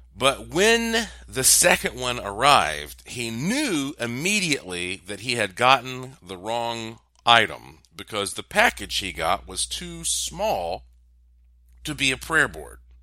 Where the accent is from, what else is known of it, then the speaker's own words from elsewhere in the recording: Asheville, North Carolina, United States; Asheville, North Carolina. That's my hometown